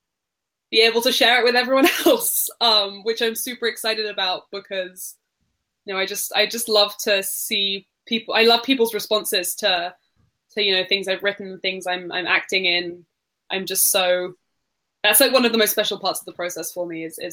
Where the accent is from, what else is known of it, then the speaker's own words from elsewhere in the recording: United Kingdom; now in United States; I'm British